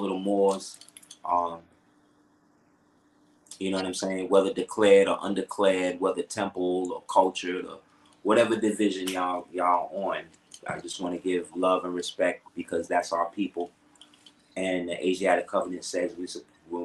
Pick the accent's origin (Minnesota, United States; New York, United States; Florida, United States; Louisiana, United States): New York, United States; New York City; I'm from Crown Heights